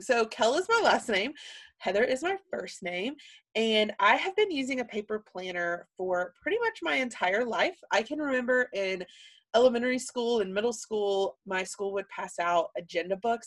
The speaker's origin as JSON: {"language": "English", "region": "Alabama", "country": "United States", "tie": "born or raised there", "moved": "as an adult", "lives_now": "Texas, United States", "said": "I was born and raised in Sweet Home, Alabama"}